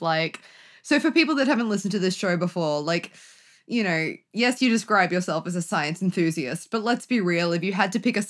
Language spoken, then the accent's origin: English; England, United Kingdom; now in Australia; To here, I am from England, I hail. Only because, yeah, I was born there, but that's not the point.